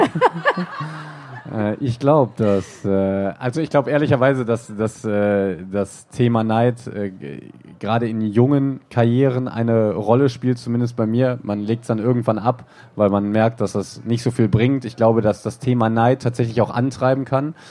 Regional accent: Germany; hier im Westen, bin ein Kind des Westens

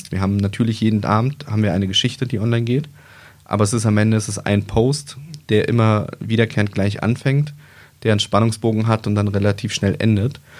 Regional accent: East Germany, Germany; now in Wolfsburg, Germany; ich bin halt ähm, im Osten geboren, bin da aufgewachsen, bin dann äh, nach dem Mauerfall sind wir relativ schnell in den Westen gekommen, sind nach Wolfsburg gezogen.

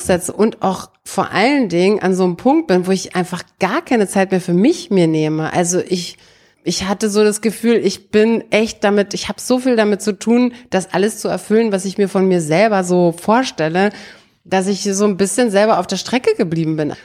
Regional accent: Brandenburg an der Havel, Brandenburg, Germany; moved away; ich komme ja aus Brandenburg, aus der Stadt, aus Brandenburg an der Havel und meine Eltern hatten früher ein Haus da mitten in die Stadt reingebaut

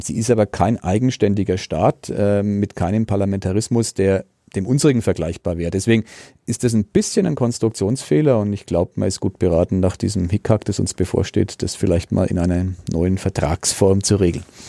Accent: Germany; als Deutscher

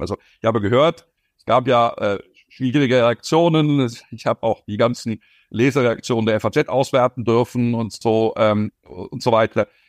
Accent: Zurich, Switzerland; Ich bin Binnenländer, ich bin Zürcher.

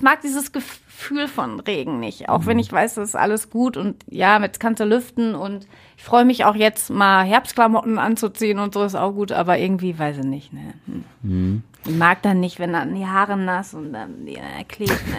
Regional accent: Ruhr area, North Rhine-Westphalia, Germany; also born or lived in Essen; hier bei uns im Ruhrpott

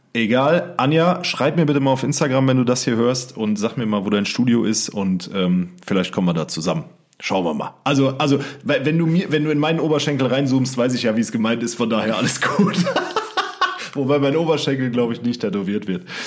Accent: Siegerland, North Rhine-Westphalia, Germany; hier bei uns im Siegerland sagt man ja zur Begrüßung auch Schur

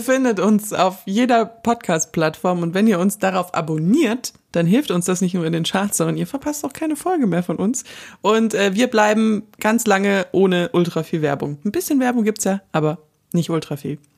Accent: Southern Germany, Germany; Wir kommen beide aus Süddeutschland

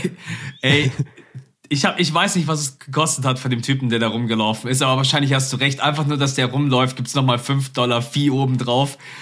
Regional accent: Germany; als Deutscher

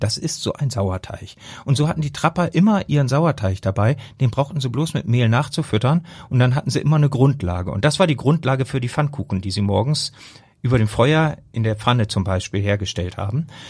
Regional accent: Rotenburg district, Lower Saxony, Germany; Ich komme nun aus der Region Rotenburg-Wümme

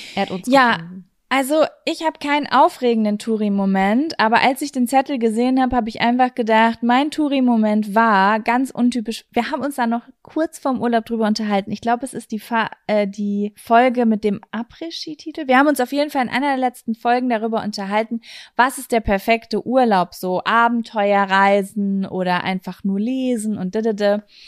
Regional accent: Germany; wir kommen aus Deutschland.

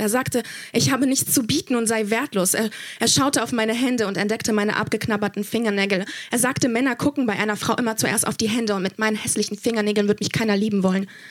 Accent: Germany; ich bin in Deutschland aufgewachsen, aber meine Familie kommt aus Polen

